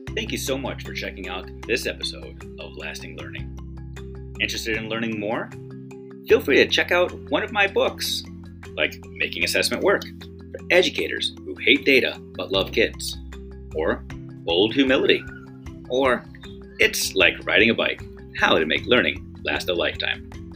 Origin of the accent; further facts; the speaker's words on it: United States; as an American